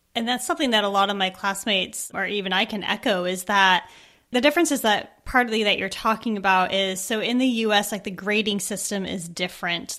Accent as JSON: {"language": "English", "country": "United States", "also_born_or_lived": "Edinburgh, Scotland", "moved": "as an adult", "said": "I live here, but I'm from America"}